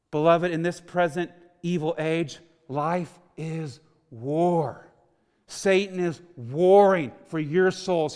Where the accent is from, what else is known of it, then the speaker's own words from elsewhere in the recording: Houston, Texas, United States; I was born and raised in Houston, Texas, a non-Christian home